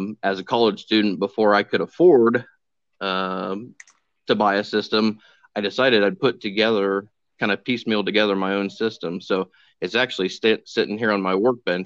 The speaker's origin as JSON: {"language": "English", "town": "Winamac", "region": "Indiana", "country": "United States", "tie": "born or raised there", "lives_now": "West Point, United States", "said": "I grew up in Winnemac, Indiana. Currently living in West Point, just outside of Lafayette"}